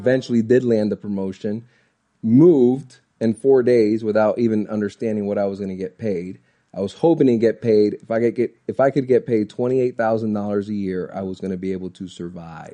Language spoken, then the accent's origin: English; Orlando, Florida, United States; I'm born and raised in Orlando, Florida